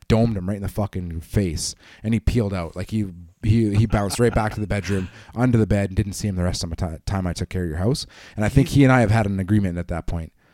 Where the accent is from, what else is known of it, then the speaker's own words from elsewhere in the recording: Canada; being a Canadian